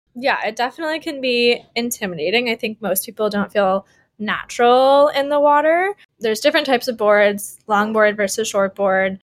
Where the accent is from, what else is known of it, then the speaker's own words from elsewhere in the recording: Wisconsin, United States; moved away as an adult; now in Honolulu, United States; growing up in Wisconsin, I, you know, I didn't move to Hawaii until after college